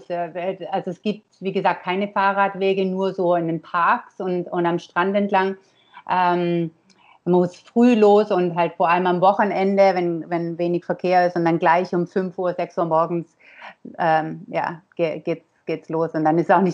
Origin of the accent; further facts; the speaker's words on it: Konstanz, Baden-Württemberg, Germany; moved away as an adult; ich komme ähm, ursprünglich aus Konstanz. Ähm, das ist am schönen Bodensee